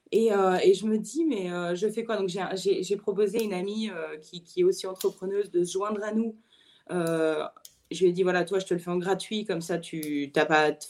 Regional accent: France; now in United States; je suis française, mais, euh, j'habite aux États-Unis.

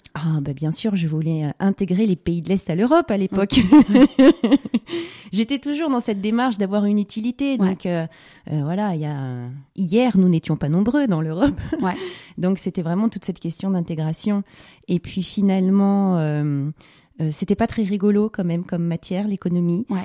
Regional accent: Var, Provence-Alpes-Côte d'Azur, France; also born or lived in Paris; on est parti euh, vivre dans le sud, dans le Var

